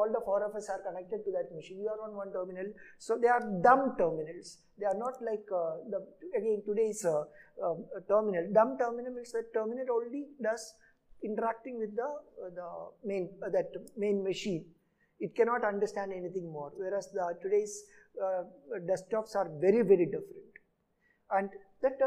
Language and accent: English; Travancore, Kerala, India; first language Malayalam; English is a second language; moved away as an adult; also born or lived in Pune; I come from Kerala, a place called Travancore, south of Kerala. The place, I did my first 10 years of schooling in two schools, 1 to 5 in my own village